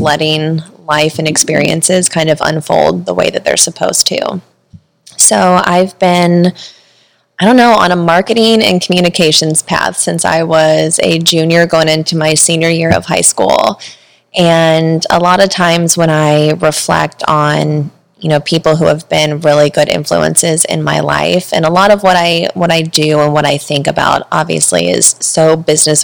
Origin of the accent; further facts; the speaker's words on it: Missouri, United States; moved away as an adult; now in San Diego, United States; I'm originally from Missouri. And so I moved out to San Diego not shortly after graduating high school